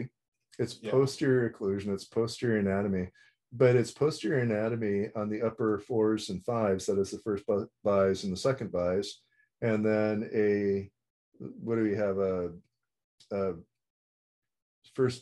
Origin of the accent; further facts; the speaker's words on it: Wisconsin, United States; I'm from Wisconsin